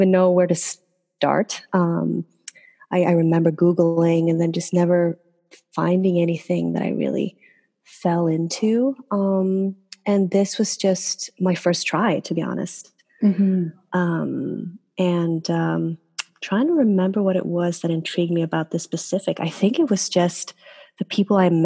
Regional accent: Sweden; English is a second language; moved away as an adult; now in New York, United States; I am born and raised in Sweden

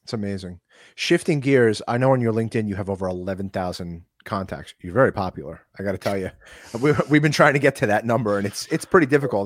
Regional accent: New York, United States

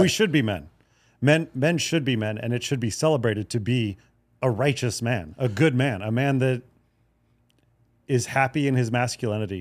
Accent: Hawaii, United States; I grew up in Hawaii

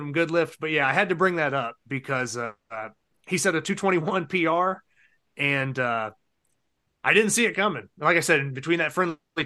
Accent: Ohio, United States; moved away; I'm originally from Ohio, where Jason Dingy's

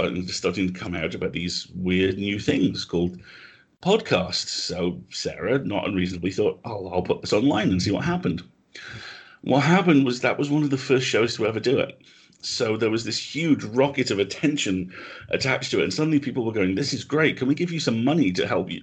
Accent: United Kingdom; also born or lived in Nottingham

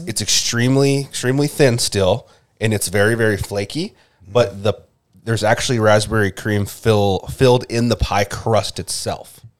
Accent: Minnesota, United States; as a Minnesotan

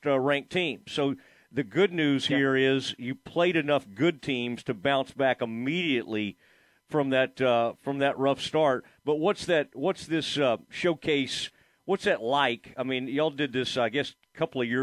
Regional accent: the Metroplex, Texas, United States; I'm from the Metroplex myself

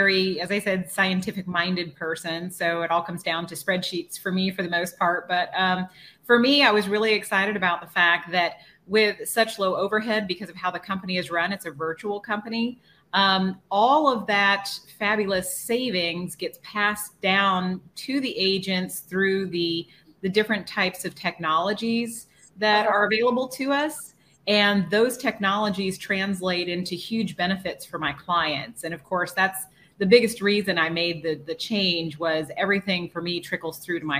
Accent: Austin, Texas, United States; I actually grew up in the Austin area. I've been here for over 40 years

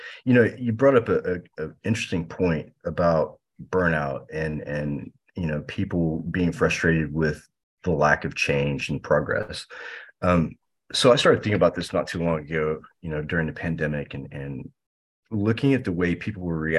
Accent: United States; especially as an American, you know, living in the US

